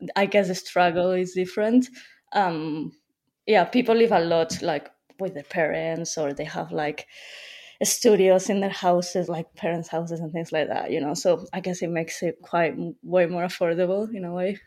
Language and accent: English; Madrid, Community of Madrid, Spain; born or raised there; moved away as an adult; now in London, United Kingdom